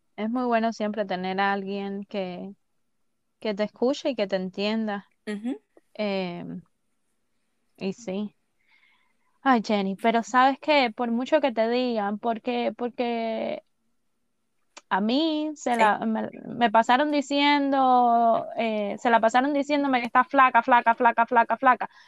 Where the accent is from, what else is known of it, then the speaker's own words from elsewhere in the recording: San Cristóbal, Artemisa, Cuba; yo nací en San Cristóbal, me llevaron para el hospital de San Cristóbal